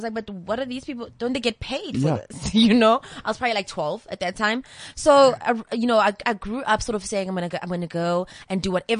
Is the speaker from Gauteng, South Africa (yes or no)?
yes; Pretoria, Gauteng, South Africa; So I'm from Pretoria